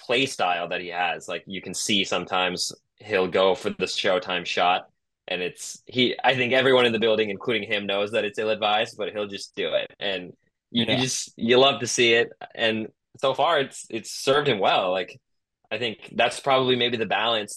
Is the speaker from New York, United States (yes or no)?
no; Tiburon, California, United States; my hometown challenger, the Tiburon Challenger